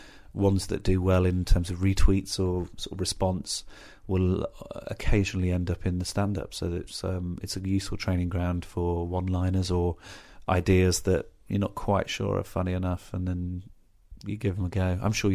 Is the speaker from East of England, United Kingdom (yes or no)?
no; Birmingham, West Midlands, United Kingdom; I'm from Birmingham.